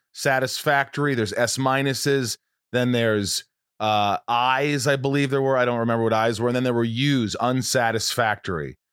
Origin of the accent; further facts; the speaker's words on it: Southern Indiana, United States; I grew up in Southern Indiana.